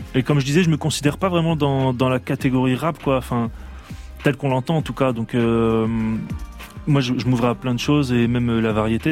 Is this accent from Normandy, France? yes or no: no; Hauts-de-France, France; Je viens du nord de la France